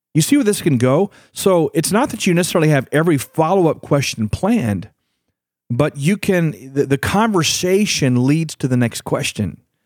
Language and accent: English; Houston, Texas, United States; I grew up in Houston, Texas